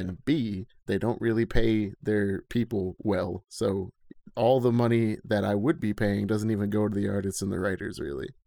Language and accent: English; Schenectady, New York, United States; I grew up in Schenectady, New York with Colin, Chowder, and Matt